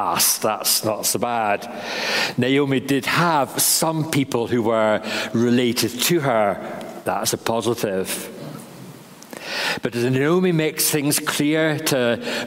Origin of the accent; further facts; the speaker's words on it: England, United Kingdom; moved away as an adult; also born or lived in Northern Ireland; now in Carrickfergus, United Kingdom; being an Englishman